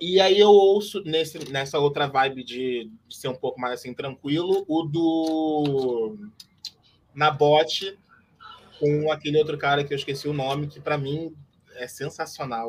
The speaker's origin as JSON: {"language": "Portuguese", "town": "Nilópolis", "region": "Rio de Janeiro", "country": "Brazil", "said": "eu sou de Milópolis, meu avô era um dos fundadores da Beija-Flor"}